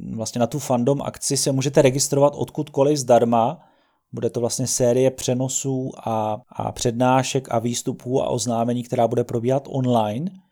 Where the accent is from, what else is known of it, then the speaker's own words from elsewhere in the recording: Czechia; jako Čech